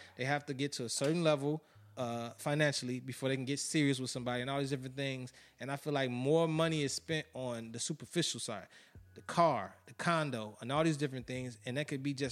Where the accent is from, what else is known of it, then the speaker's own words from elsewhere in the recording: Chicago, Illinois, United States; I'm from Chicago